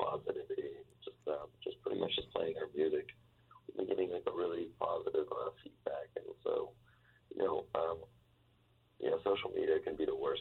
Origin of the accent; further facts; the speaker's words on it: Las Vegas, Nevada, United States; I was born in Vegas with Emerson, and then we were raised there